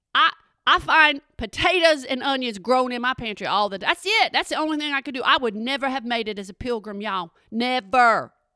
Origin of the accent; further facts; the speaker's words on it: Texas, United States; I'm from Texas